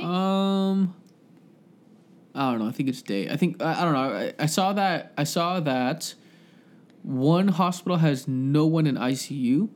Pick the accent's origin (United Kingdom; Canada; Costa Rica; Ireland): Canada; Scarborough, Ontario; now in Ajax, Canada; I feel proud to be from Scarborough